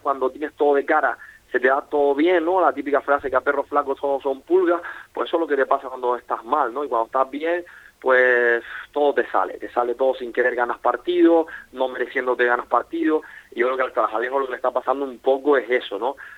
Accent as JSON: {"language": "Spanish", "country": "Spain", "said": "Yo soy español"}